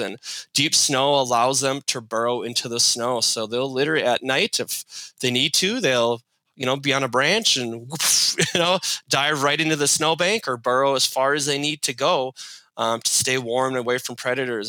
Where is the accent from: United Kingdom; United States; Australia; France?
United States; White Bear Lake, Minnesota; I grew up in White Bear, which holds the record for most state title appearances without a win